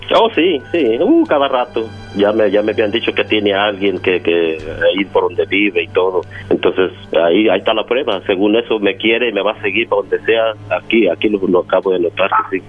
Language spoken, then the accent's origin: Spanish; Mexico; yo soy de México